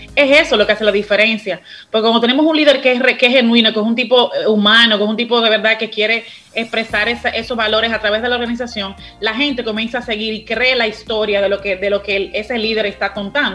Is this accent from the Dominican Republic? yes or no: yes; Dominican Republic; la actitud tan buena que tenemos como dominicanos